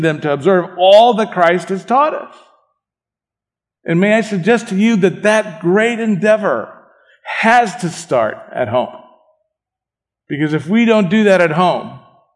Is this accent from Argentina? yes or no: yes; Argentina; I was born in Argentina.